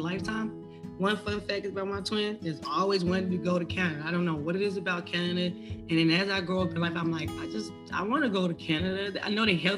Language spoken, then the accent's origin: English; the South, United States; I'm from the South